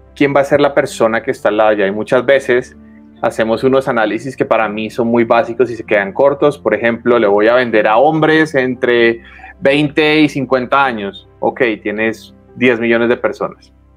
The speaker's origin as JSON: {"language": "Spanish", "country": "Colombia", "said": "yo soy colombiano"}